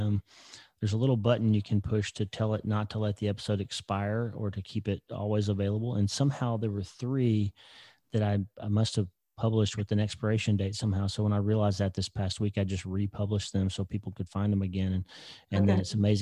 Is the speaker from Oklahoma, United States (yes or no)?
yes; Broken Bow, Oklahoma, United States; also born or lived in Alabama / Casper, Wyoming; now in North Platte, United States; I grew up in a town in Oklahoma called Broken Bow, 2,000 people